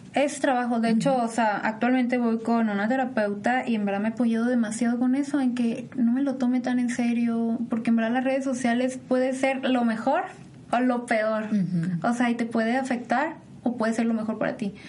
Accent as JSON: {"language": "Spanish", "country": "Mexico", "said": "somos mexicanos"}